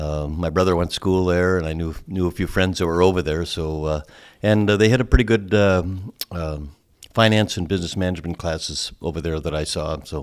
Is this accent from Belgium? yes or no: no; Thief River Falls, Minnesota, United States; I'm from Thief River Falls, Minnesota, not far away. Grew up there and went to school at UND for a while, and then Bemidji State, and took a job in Thief River at a small ad agency.